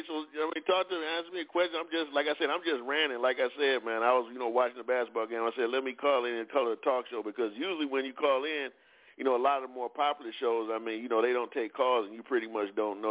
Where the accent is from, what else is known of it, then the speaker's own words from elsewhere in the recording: Detroit, Michigan, United States; I'm from Detroit, the Motor City